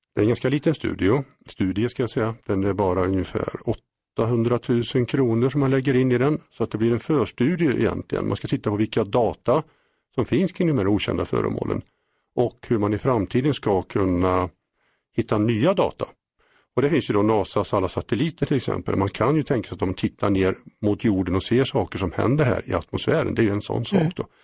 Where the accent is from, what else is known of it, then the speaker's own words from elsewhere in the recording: Mariestad, Västra Götaland, Sweden; sen jag var 16 år startade jag en UFO-förening i Mariestad, där jag kommer ifrån